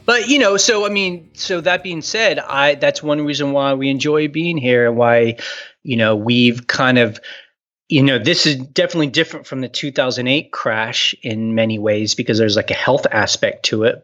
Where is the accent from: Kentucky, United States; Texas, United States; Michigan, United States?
Texas, United States; Houston; also born or lived in New York / San Francisco; now in Luray, United States; I grew up in Houston, Texas